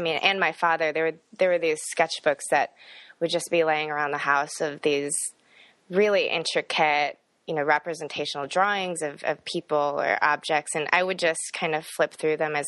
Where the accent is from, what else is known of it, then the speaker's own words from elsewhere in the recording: Fox River Grove, Illinois, United States; moved away as an adult; also born or lived in South Korea; now in Iowa City, United States; Grew up in the northwest suburbs of Chicago, a pretty small one called Fox River Grove. And that's where I spent my entire childhood.